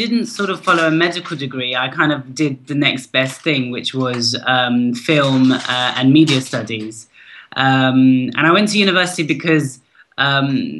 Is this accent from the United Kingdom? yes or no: yes; United Kingdom; my representation of identities was being British, my Pakistani heritage